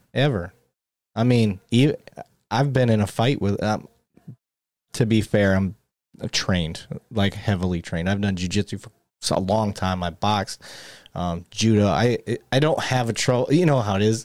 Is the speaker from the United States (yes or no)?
yes; Flint, Michigan, United States; moved away; I grew up in Flint, Michigan